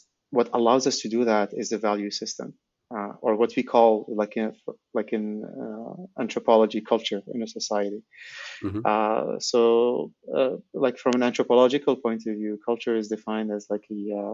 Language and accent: English; Algeria; also born or lived in Silicon Valley; I'm from Algeria, and, you know, like my parents grew up during the French colonization